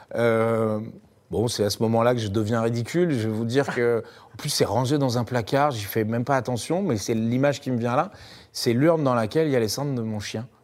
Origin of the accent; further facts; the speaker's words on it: Paris, Île-de-France, France; je suis parisien